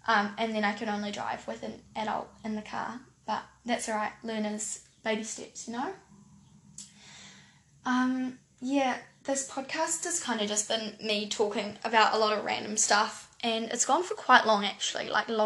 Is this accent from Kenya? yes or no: no; New Zealand; accent: New Zealand; I live in New Zealand